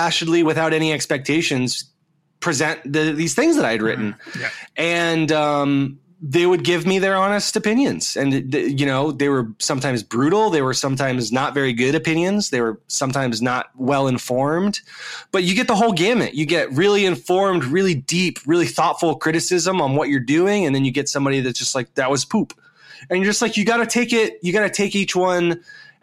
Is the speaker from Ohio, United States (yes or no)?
yes; Dayton, Ohio, United States; I grew up in the Midwest here in the United States, in this small town called Dayton, Ohio